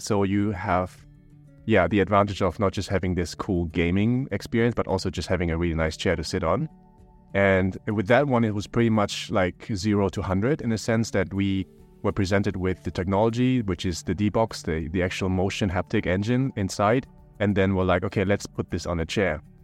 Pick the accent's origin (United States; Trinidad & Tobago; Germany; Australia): Germany; now in Bangkok, Thailand; I'm also from Germany in a sense